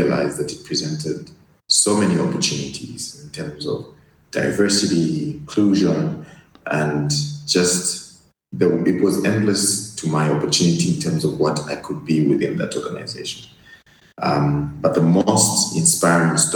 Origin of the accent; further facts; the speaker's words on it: Luanshya, Copperbelt Province, Zambia; moved away as an adult; I was born and bred on the Copper Belt, which is our mining hub here in Zambia